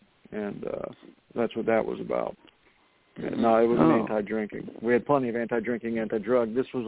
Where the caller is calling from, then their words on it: Florida, United States; I'm calling from Florida.